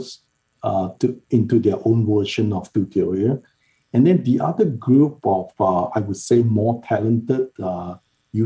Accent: Malaysia; moved away; I grew up in Malaysia

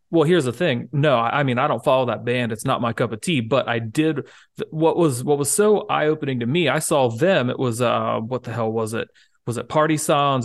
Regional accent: United States; as an American

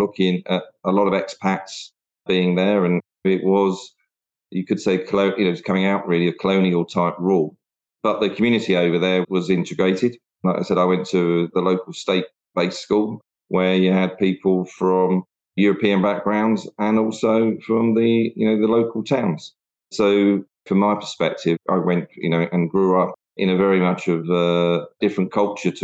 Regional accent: Hertfordshire, East of England, United Kingdom; also born or lived in London / Enfield / Zambia; relocated to Hertfordshire, where I spent most of my sort of childhood before then going on to university

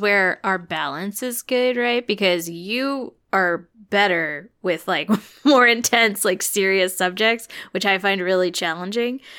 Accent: Illinois, United States; I grew up in Illinois, and so I grew up going to all these Lincoln sites.

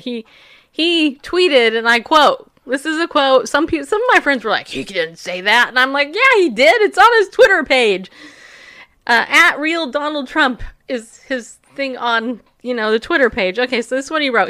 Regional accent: United States; I'm an American

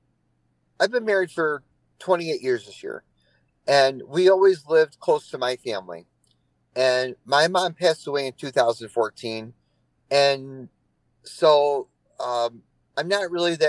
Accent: Lyons, New York, United States; moved away as an adult; also born or lived in Canandaigua, New York / Kissimmee, Florida; now in Hendersonville, United States; I was born in Lyons, New York, and I spent the last, until 2021, I lived in Canandaigua, New York

